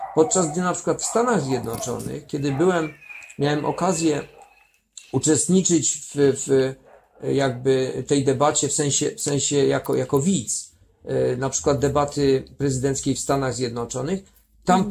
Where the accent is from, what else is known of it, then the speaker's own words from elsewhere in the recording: Kraków, Lesser Poland, Poland; w moim mieście, bo jestem także urodzonym Krakusem